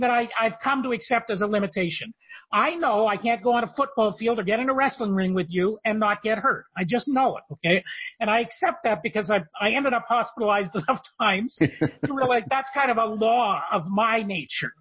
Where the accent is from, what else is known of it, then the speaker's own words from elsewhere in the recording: Canada; I'm from Canada